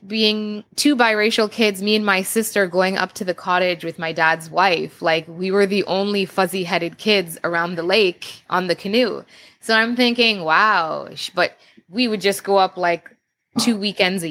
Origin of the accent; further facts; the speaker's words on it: Canada; being born and raised in Canada